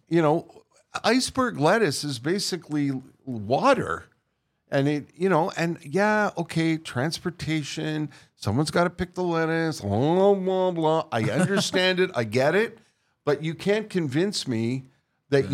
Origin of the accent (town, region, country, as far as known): Montreal, Quebec, Canada; born or raised there; moved away